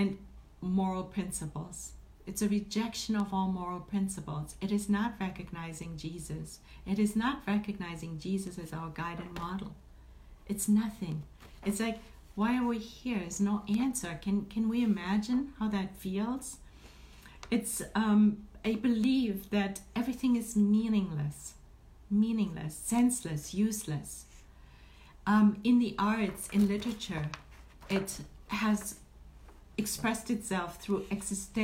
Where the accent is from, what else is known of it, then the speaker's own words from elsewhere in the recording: Germany; now in Northern California, United States; I was born and raised in Germany